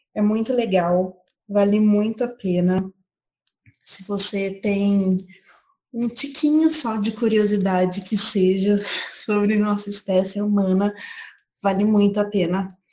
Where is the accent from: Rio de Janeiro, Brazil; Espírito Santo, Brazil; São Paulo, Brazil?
São Paulo, Brazil; Paulínia; tenho 29 anos, sou de Paulínia